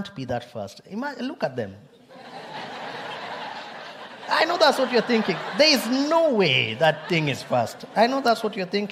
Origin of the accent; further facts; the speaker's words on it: Kenya; I'm Kenyan, but two, also, it's because it's where my people come from